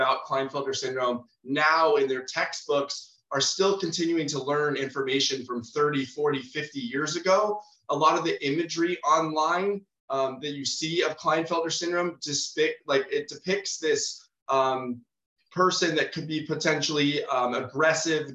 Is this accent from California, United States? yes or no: yes; San Diego, California, United States; I'm born and raised in San Diego, California